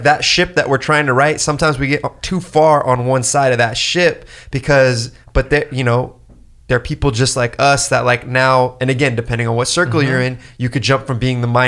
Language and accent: English; California, United States; In Orange County.